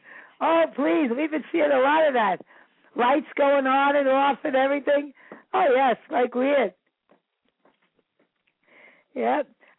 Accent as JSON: {"language": "English", "town": "New York City", "region": "New York", "country": "United States", "tie": "born or raised there", "moved": "yes", "lives_now": "Salem, United States", "said": "I was born in Brooklyn."}